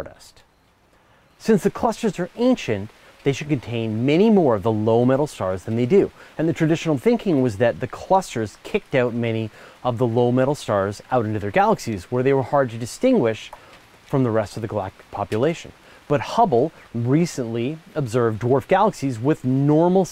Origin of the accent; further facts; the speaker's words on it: Canada; as a Canadian